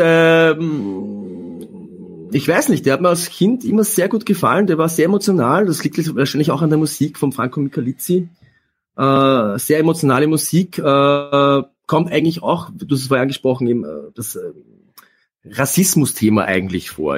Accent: Austria; Bei uns in Österreich

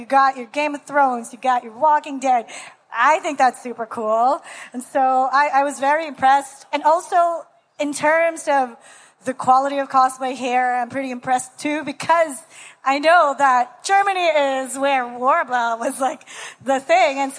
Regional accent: Canada; you were talking about the set play because I'm from Canada.

